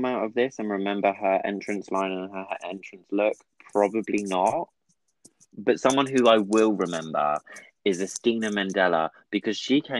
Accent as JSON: {"language": "English", "town": "Brighton", "region": "South East England", "country": "United Kingdom", "tie": "born or raised there", "said": "Jo Black is from my hometown. I'm a Brighton girl."}